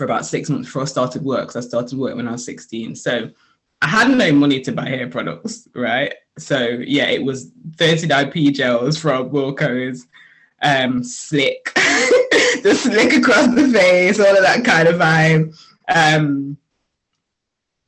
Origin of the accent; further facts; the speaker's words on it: Nottingham, East Midlands, United Kingdom; also born or lived in Sheffield; So I'm from Sheffield originally, but we moved to Nottingham when I was 8.